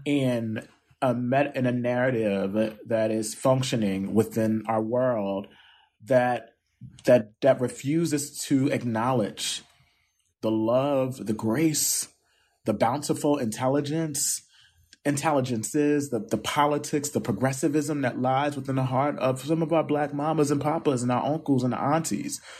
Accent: Camden, New Jersey, United States; nerdy little boy growing up in Camden who read the newspaper

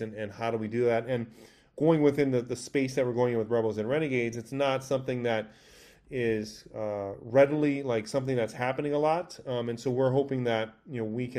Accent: Hawaii, United States; moved away; growing up in Hawaii

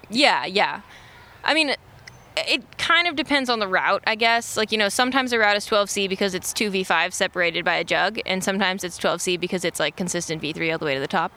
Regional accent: Austin, Texas, United States; moved away as an adult; growing up in Texas, it's like 90 degrees like all the time

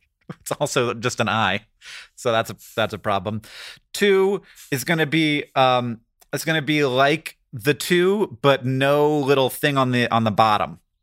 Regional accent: Florida, United States; I grew up in Florida

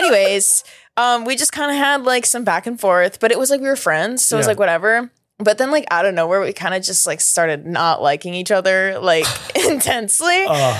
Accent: Ohio, United States; now in Los Angeles, United States

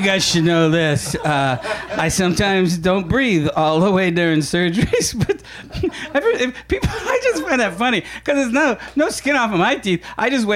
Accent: Syracuse, New York, United States; I grew up in Syracuse

